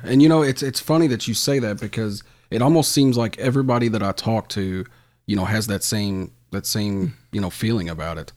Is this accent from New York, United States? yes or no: no; Louisville, Kentucky, United States; I'm from Fern Creek